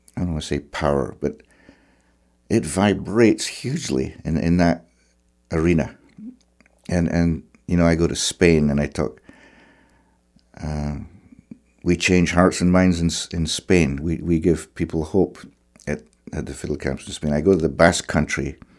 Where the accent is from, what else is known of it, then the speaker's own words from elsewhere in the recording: Clackmannan, Scotland, United Kingdom; moved away as an adult; also born or lived in Alloa / Cape Breton; I was growing up in Clackmannan, which is in central Scotland